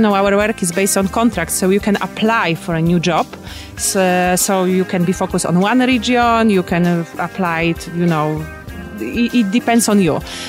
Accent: South Sudan; However, I came from South Sudan.

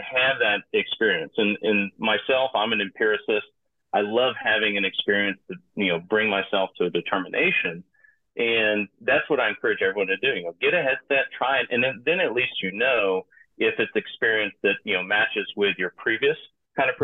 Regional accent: Piedmont of Georgia, United States; moved away; also born or lived in Hong Kong; originally I'm from the United States, grew up in the hardscrabble Piedmont of Georgia

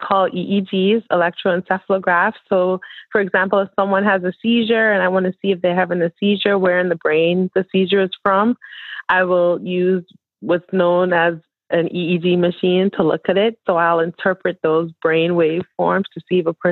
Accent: Nassau, New Providence, Bahamas; moved away as an adult; also born or lived in Atlanta, Georgia / Miami, Florida; now in Kentucky, United States; I'm originally from Nassau, Bahamas

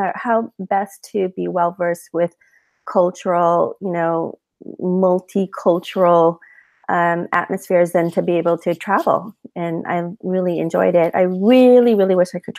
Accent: Carson, California, United States; born or raised there; also born or lived in Torrance, California / Wilmington, California / San Diego, California; now in Orange County, United States

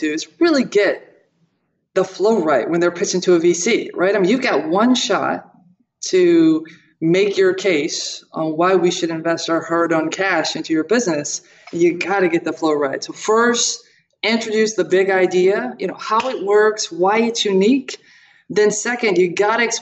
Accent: Toledo, Ohio, United States; I was born in Toledo, Ohio, Buckeye State

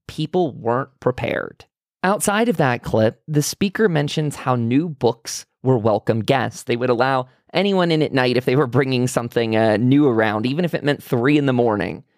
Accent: United States; being an American

